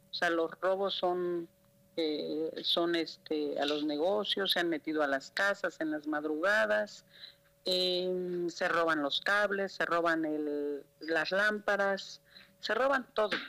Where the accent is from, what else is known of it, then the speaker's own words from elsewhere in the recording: Mexico; Nosotros, como todo mexicano y hacemos uso del derecho constitucional del artículo este 13 de la de la Constitución de Oaxaca y del octavo Constitucional Federal.